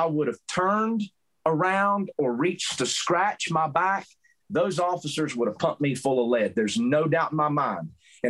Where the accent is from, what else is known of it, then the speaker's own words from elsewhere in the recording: Southern US, United States; accent: southern; I can't hide the fact that I'm not from Montana because of my southern accent.